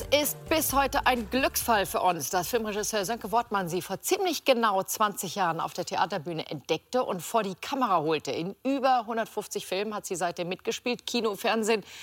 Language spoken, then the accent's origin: German; Hamburg, Germany; ganz tiefe Liebe ähm, nach Hamburg. Ja, das ist halt meine Heimat, muss man so sagen.